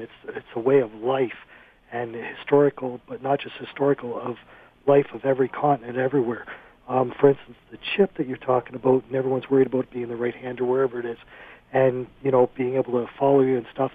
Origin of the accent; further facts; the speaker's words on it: Cambridge, Ontario, Canada; I'm from Cambridge, in the Cambridge Hospital